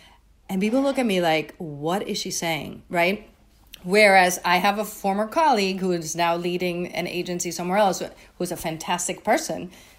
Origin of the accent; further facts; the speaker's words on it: Puerto Rico; moved away as an adult; I came, when I went to Brown, I came from Puerto Rico, very sheltered environment